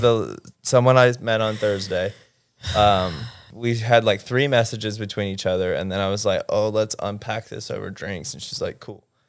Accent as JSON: {"language": "English", "region": "Mississippi", "country": "United States", "moved": "yes", "lives_now": "Los Angeles, United States", "said": "I'm from Mississippi"}